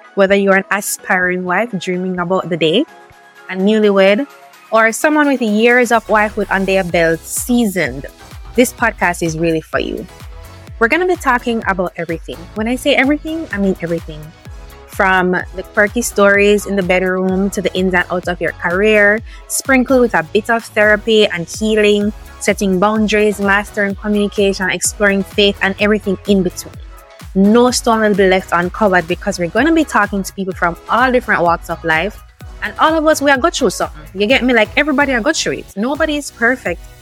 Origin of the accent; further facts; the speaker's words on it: Jamaica; the Jamaican part of it because we're special, right? It's different for us.